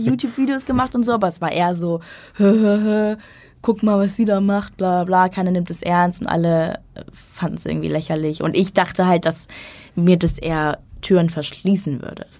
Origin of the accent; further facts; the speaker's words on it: Schleswig-Holstein, Germany; moved away as an adult; also born or lived in Hamburg; Ich bin in Schleswig-Holstein aufgewachsen, dann zum Studium nach Hamburg gezogen